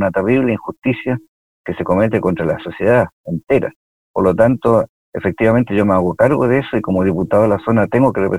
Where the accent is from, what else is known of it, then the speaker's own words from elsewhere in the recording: Villa Alemana, Valparaíso, Chile; Bueno, yo efectivamente soy de Villa Alemana, yo eh, viví en Villa Alemana, eh, estudié en el Liceo de Villa Alemana seis años